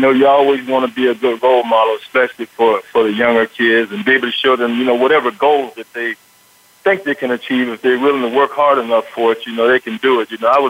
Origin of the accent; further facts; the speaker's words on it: Broward County, Florida, United States; I was from Stranahan High School in Broward County.